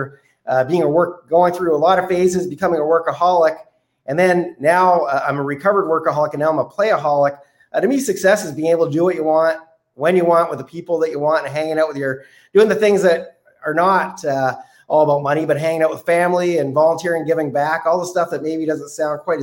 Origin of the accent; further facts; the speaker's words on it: Canada; as a Canadian